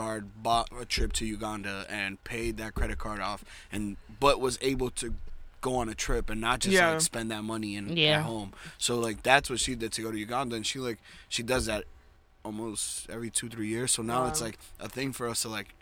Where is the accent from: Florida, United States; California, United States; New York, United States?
New York, United States; I'm from New York